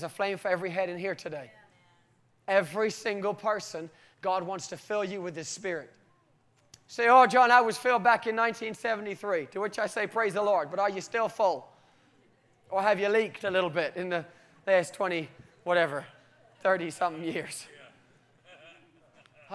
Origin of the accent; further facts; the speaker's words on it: United Kingdom; I'm typically British